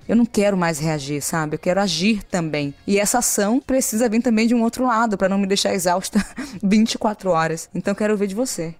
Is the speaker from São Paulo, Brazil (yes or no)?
no; Salvador, Bahia, Brazil; Eu vim da periferia de Salvador.